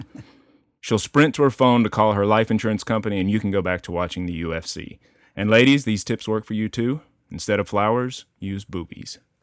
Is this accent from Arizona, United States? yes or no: no; Denton, Texas, United States; moved away; also born or lived in Boston; I grew up in Texas out, it was fairly rural, uh, Denton, Texas, in the s, in the country outside of Denton, Texas